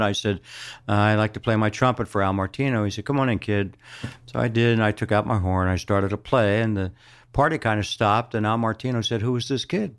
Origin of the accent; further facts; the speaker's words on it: Philadelphia, Pennsylvania, United States; moved away; I am born and raised in Philadelphia, South Philadelphia.